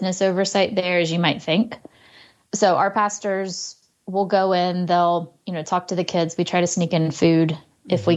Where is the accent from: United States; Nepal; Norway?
United States; as an American